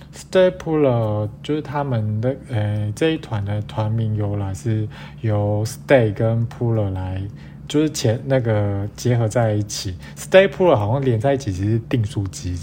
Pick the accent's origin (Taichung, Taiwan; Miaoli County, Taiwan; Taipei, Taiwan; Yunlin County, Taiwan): Miaoli County, Taiwan; 我是苗栗人